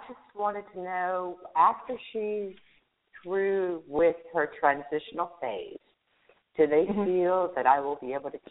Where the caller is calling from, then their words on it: New Mexico, United States; I'm calling from New Mexico.